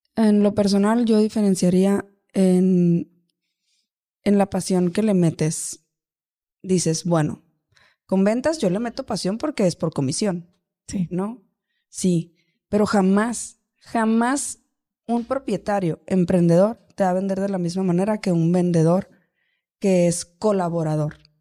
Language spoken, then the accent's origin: Spanish; Los Mochis, Sinaloa, Mexico; now in Hermosillo, Mexico; soy de Los Mochis, Sinaloa, yo no soy de acá, de Hermosillo, de Sonora